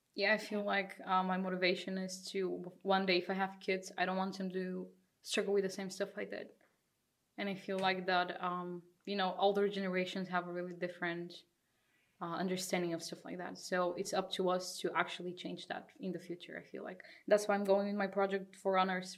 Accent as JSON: {"language": "English", "country": "Bulgaria", "moved": "yes", "lives_now": "Netherlands", "said": "I'm also from Bulgaria, another Bulgarian here"}